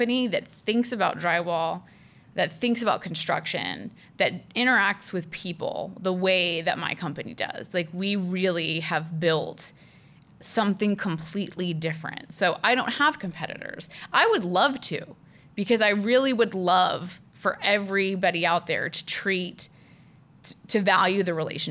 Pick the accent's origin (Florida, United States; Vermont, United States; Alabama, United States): Florida, United States; Orlando; I grew up in Orlando